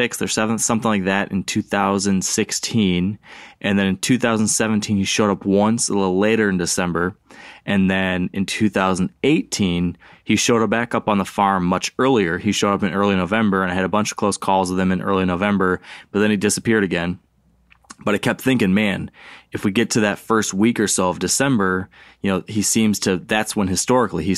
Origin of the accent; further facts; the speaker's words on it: Michigan, United States; Here in my home state.